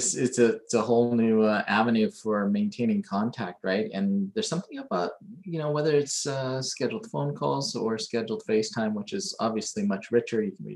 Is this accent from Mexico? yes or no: no; Hong Kong; also born or lived in Creston, Canada; I did spend a couple of years over in Manitoba, but grew up mostly in Hong Kong and Creston.